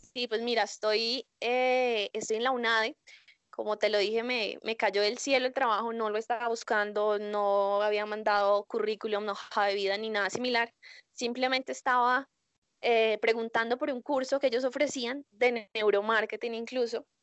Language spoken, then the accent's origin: Spanish; Colombia; yo soy colombiana